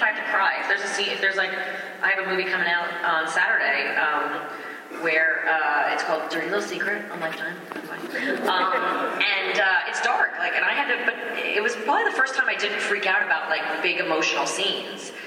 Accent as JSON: {"language": "English", "region": "New York", "country": "United States", "tie": "born or raised there", "said": "growing up in New York"}